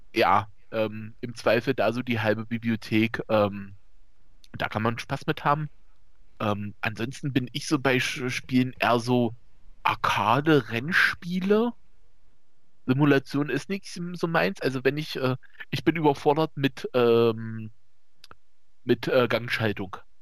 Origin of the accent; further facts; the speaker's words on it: East Germany, Germany; wie man vielleicht hört, äh, ich komme aus dem Osten